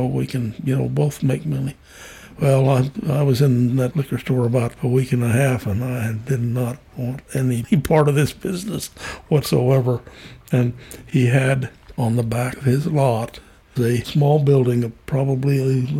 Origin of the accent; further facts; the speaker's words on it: Wyoming, United States; moved away; also born or lived in San Juan / Harrisburg; I was born in Wyoming and lived west of that my whole life.